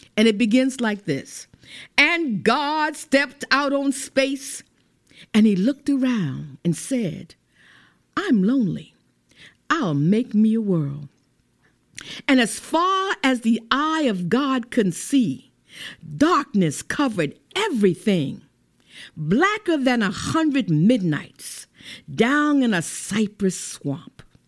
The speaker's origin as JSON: {"language": "English", "town": "St. Augustine", "region": "Florida", "country": "United States", "tie": "born or raised there", "said": "growing up in Lincolnville"}